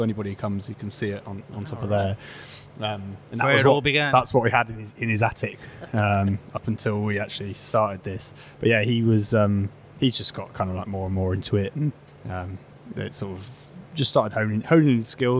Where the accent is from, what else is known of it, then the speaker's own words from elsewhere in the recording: Bristol, South West England, United Kingdom; moved away as an adult; also born or lived in London; now in Birmingham, United Kingdom; I grew up in Bristol, and then I was living in London at the time